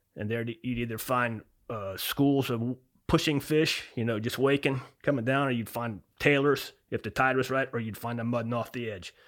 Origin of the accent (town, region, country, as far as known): Florida Keys, United States; born or raised there; also born or lived in Miami, Florida